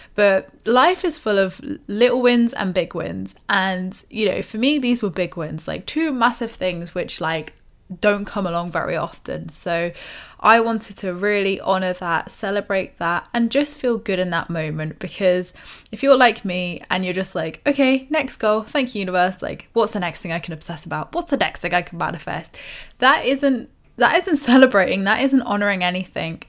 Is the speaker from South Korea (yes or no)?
no; United Kingdom; us British people